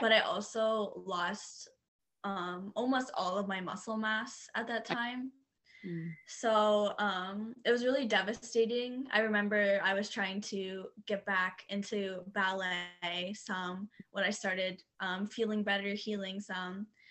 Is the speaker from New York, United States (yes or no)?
no; Dayton, Ohio, United States; also born or lived in Washington; i'm from um, dayton ohio